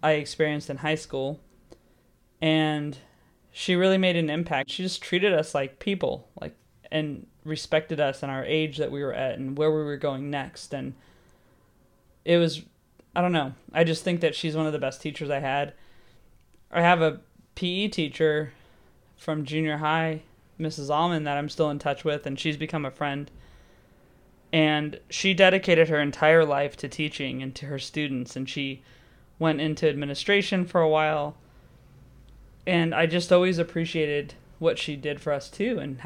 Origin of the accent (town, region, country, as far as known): Santa Clarita, California, United States; born or raised there; moved away as an adult; now in London, United Kingdom